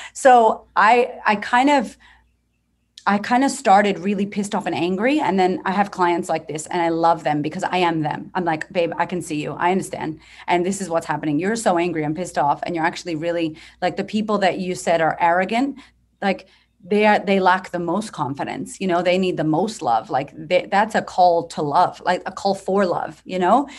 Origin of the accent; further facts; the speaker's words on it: United States; moved away as an adult; now in Australia; I'm from America